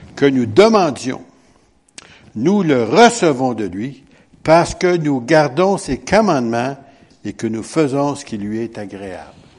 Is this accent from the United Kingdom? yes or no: no; Quebec, Canada; on est Québécois